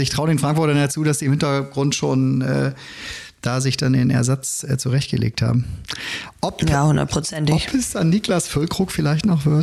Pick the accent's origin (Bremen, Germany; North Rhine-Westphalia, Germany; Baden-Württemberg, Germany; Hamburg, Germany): Bremen, Germany; Ja, als Bremer sage ich natürlich, geht so, oh, ist geil, ne?